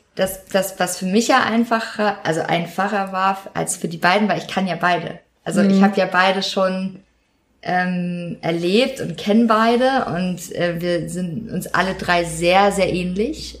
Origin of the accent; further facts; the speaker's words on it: Hamburg, Germany; sonst komme ich aus Hamburg